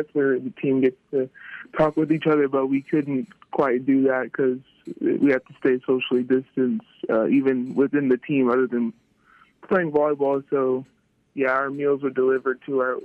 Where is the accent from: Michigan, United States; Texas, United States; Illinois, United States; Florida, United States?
Texas, United States; moved away as an adult; I'm from Texas